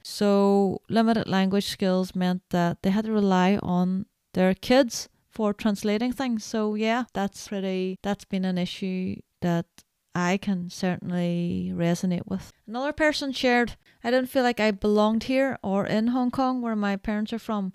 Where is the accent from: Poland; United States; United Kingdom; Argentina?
United Kingdom; Northern Ireland; growing up in Northern Ireland, there are things that are, you know, very specific to the culture here